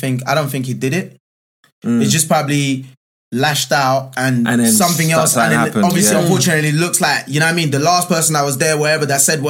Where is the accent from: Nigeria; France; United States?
Nigeria; I'm Nigerian